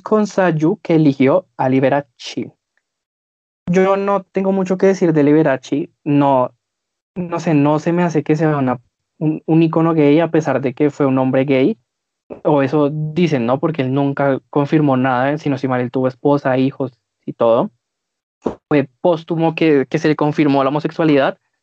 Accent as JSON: {"language": "Spanish", "country": "Colombia", "said": "nosotros somos colombianos"}